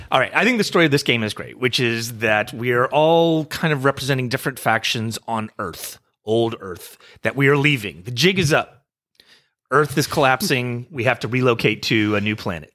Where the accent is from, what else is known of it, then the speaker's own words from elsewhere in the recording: United States; I'm an American